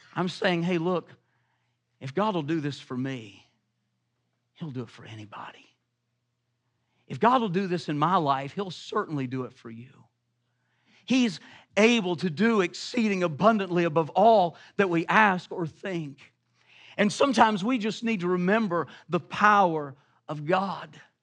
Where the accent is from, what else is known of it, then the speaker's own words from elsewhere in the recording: the South, United States; I'm from the South